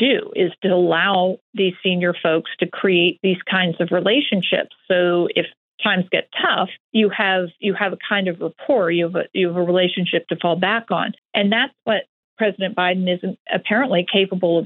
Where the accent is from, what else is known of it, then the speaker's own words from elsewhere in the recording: Lancaster County, Pennsylvania, United States; I'm from Lancaster County in Pennsylvania